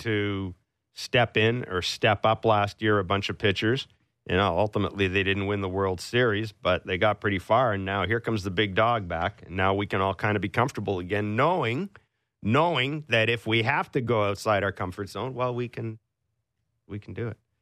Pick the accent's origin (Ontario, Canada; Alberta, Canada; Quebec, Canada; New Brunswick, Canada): Ontario, Canada; Kingston; I was born in Kingston, too